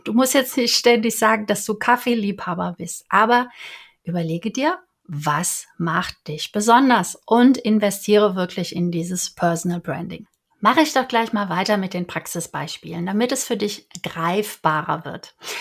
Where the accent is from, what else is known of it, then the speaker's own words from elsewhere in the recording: Cologne, North Rhine-Westphalia, Germany; Ich bin ja Kölnerin